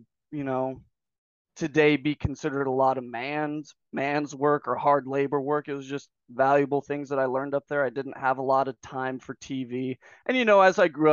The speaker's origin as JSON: {"language": "English", "town": "Squaw Valley", "region": "California", "country": "United States", "tie": "born or raised there", "also_born_or_lived": "Fresno, California / Reedley, California", "moved": "as an adult", "said": "I was living in the foothills up in near Squaw Valley, Dunlap, just below Sequoia. And that's where I was mostly born and raised."}